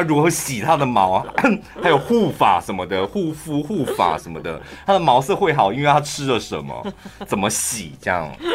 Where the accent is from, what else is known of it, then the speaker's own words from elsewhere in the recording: central Taiwan, Taiwan; 我们是中部人